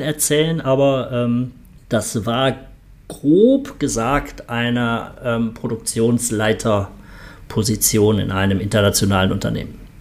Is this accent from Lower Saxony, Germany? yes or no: no; Cologne, North Rhine-Westphalia, Germany; moved away as an adult; now in Vietnam; als Kölner